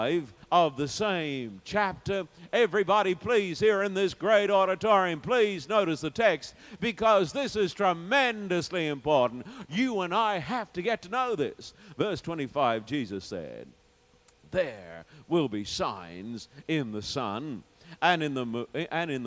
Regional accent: Sydney, New South Wales, Australia; when I was in my hometown of Sydney

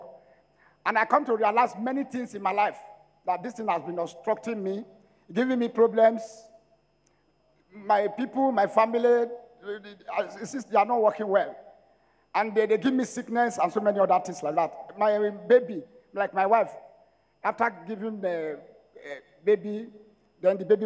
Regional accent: Ologbo, Edo, Nigeria; I am from Ologbo, Edo State

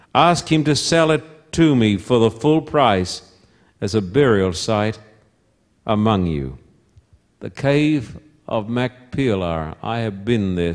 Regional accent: Somerset Dam, Queensland, Australia; moved away; also born or lived in Esk, Queensland; I was born in Esk, a little town that if you blink your eyes as you drive through, you'll miss it. Little town about 60, 70, 80 miles from Brisbane, which is the capital of Queensland. And I was brought up at Somerset Dam

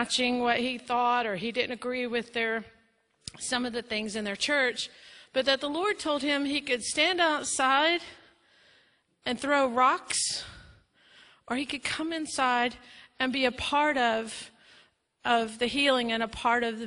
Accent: Lafayette, Louisiana, United States; moved away; also born or lived in New Orleans, Louisiana; I grew up in Lafayette, Louisiana

